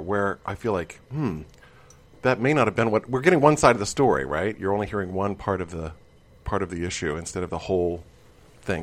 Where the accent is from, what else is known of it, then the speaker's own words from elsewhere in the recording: Midwest, United States; I grew up in the Midwest